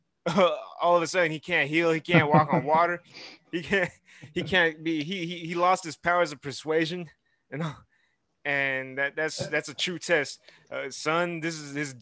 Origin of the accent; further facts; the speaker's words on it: Houston, Texas, United States; I'm from Houston, Texas